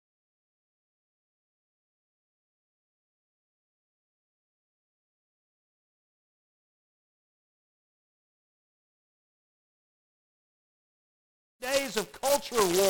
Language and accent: English; the South, United States; being Southerners and growing up in the South